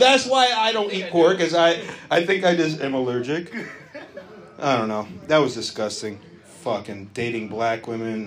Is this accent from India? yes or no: no; United States; I am a real American.